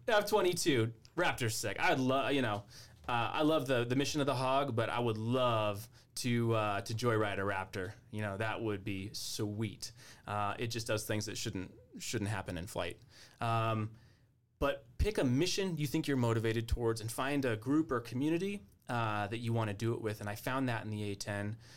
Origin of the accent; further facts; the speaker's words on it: Albuquerque, New Mexico, United States; now in Colorado, United States; I'm from Albuquerque